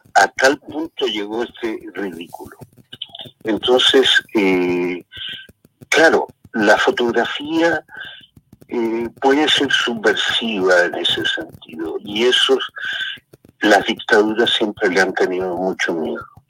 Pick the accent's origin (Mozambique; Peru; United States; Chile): Chile; moved away as an adult; also born or lived in France / Barcelona, Spain; mi país